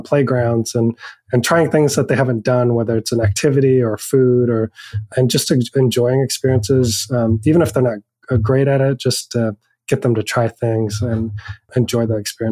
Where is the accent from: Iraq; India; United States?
United States; Oregon; also born or lived in Hong Kong; now in Merced, United States; I grew up in Oregon and my family is white. We lived in a pretty rural town of 15,000 people